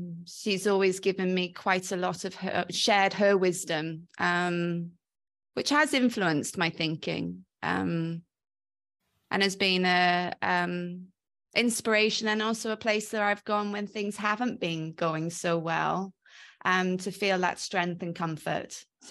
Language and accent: English; Wales, United Kingdom; accent: mongrel accent with Welshness; So I call my accent a bit of a mongrel accent because quite often people are a bit unsure of what it is. But I agree, there's definite Welshness in it.